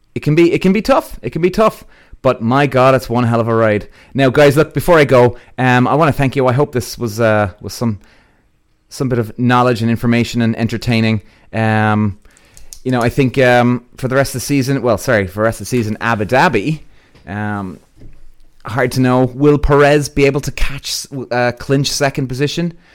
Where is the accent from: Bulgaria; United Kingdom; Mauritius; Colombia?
United Kingdom; England; growing up in English karting.